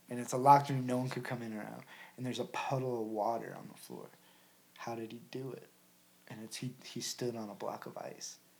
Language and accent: English; Ohio, United States; I was born in Ohio.